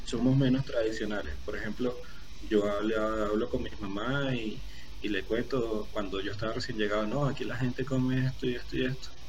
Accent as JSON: {"language": "Spanish", "country": "Venezuela", "tie": "born or raised there", "moved": "as an adult", "lives_now": "Bogotá, Colombia", "said": "nací en Venezuela y viví toda mi vida en Venezuela, hasta ahora que vengo a migrar aquí a Colombia."}